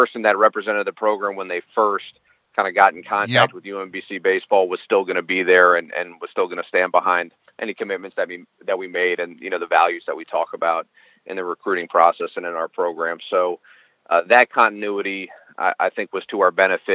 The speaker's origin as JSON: {"language": "English", "town": "Silver Spring", "region": "Maryland", "country": "United States", "tie": "born or raised there", "also_born_or_lived": "Minnesota", "said": "I'm born and raised in Maryland. I'm from Silver"}